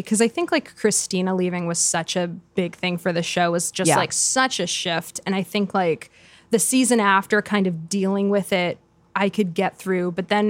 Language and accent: English; New Jersey, United States; I grew up in New Jersey.